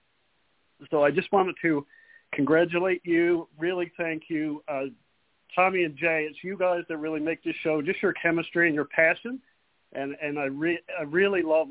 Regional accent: Newfoundland and Labrador, Canada; now in Yellowknife, Canada; I grew up in Newfoundland in eastern Canada.

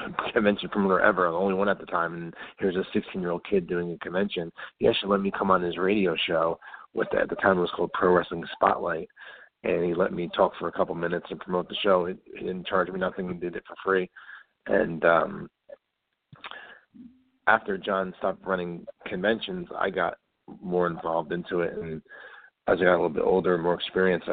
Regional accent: New Jersey, United States; I'm from New Jersey, so up in this area

